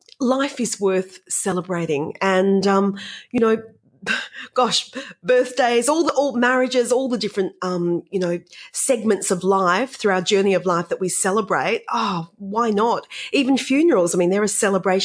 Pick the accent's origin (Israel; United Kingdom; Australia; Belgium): Australia; Perth, Western Australia; I grew up on Grand Promenade in Dianella.